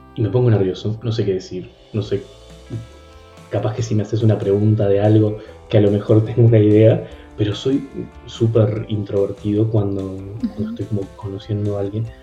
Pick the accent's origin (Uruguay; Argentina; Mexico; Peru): Uruguay; Treinta y Tres; yo vengo de un pueblo en concreto de Uruguay, mi pueblo es 33